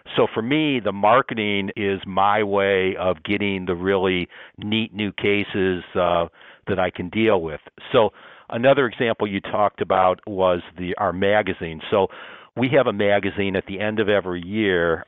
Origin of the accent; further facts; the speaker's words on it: Toledo, Ohio, United States; I grew up in Toledo, Ohio